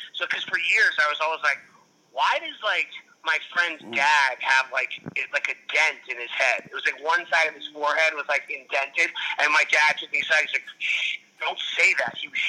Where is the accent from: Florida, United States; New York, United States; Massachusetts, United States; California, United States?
New York, United States; New York City; now in Los Angeles, United States; because I grew up in New York.